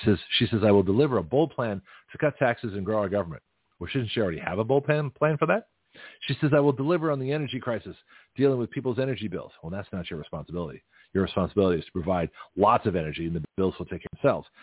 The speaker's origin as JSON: {"language": "English", "town": "Toronto", "region": "Ontario", "country": "Canada", "tie": "born or raised there", "also_born_or_lived": "California", "moved": "yes", "said": "I grew up in Toronto"}